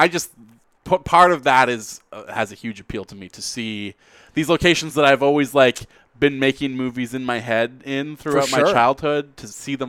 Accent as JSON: {"language": "English", "town": "North Vancouver", "region": "British Columbia", "country": "Canada", "tie": "born or raised there", "said": "I am born and raised in North Vancouver."}